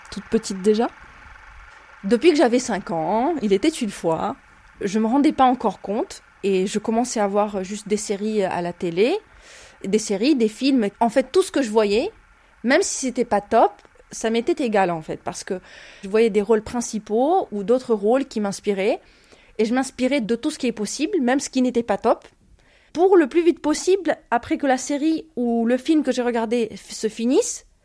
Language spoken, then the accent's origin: French; Ukraine; moved away as an adult; now in France; j'ai 29 ans, je viens d'Ukraine, je suis réfugiée ukrainienne. Je suis rentrée en France le 17 mars 2022.